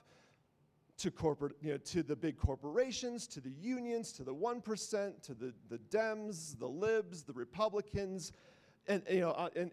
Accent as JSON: {"language": "English", "region": "the North", "country": "United States", "said": "I'm from the North."}